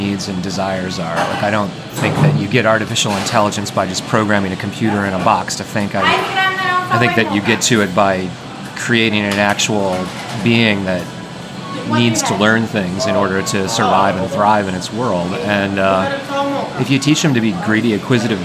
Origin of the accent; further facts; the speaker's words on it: Cambridge, Massachusetts, United States; I'm from Cambridge, Massachusetts